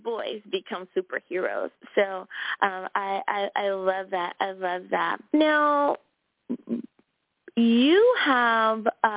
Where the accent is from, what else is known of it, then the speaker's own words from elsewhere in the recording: United States; my home country, the good old U.S.